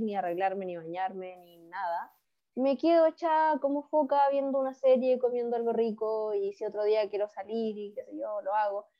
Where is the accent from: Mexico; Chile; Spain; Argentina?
Chile; los que somos chilenos